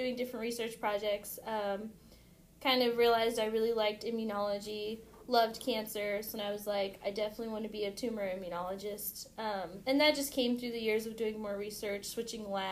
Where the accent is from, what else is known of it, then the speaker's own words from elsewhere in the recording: San Diego, California, United States; moved away as an adult; now in Kansas City, United States; I grew up in San Diego, so it's just home